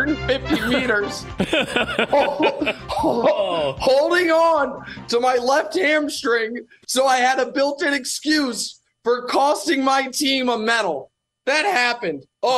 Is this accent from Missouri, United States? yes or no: yes; Kansas City, Missouri, United States; On that team is Quentin Lucas, who's now the mayor of Kansas City, the mayor of my hometown.